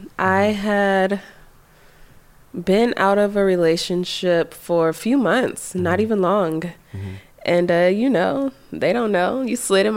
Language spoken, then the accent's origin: English; Inglewood, California, United States; I am from Inglewood